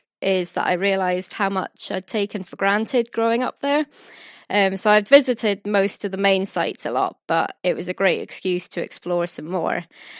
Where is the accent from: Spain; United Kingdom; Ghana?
United Kingdom; Orkney, Scotland; also born or lived in Aberdeen; right back to the beginning, because I wasn't actually born in Orkney. This doesn't actually explain my accent, or lack thereof, but until a couple of years ago, Orkney's hospital was actually really small